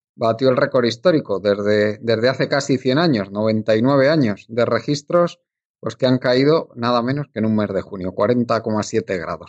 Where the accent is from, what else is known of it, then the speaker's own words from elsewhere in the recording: Spain; en la época que tú y yo nacimos en España